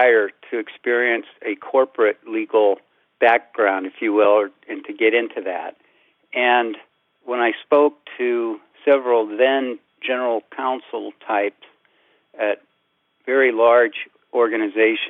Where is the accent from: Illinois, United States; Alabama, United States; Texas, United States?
Illinois, United States; Central; growing up in Central Illinois